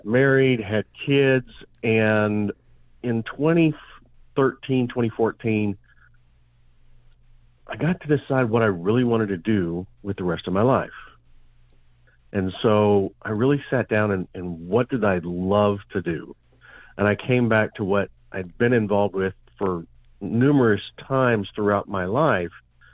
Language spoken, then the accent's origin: English; Montana, United States; I grew up in Montana